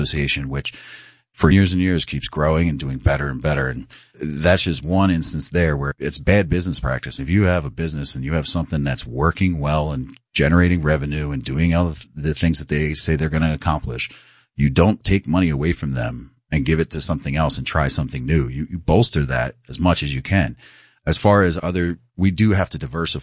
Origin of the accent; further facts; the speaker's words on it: New Jersey, United States; also born or lived in New York City, United States; now in Sullivan County, New York, United States; I'm originally from South Jersey, right outside Philadelphia.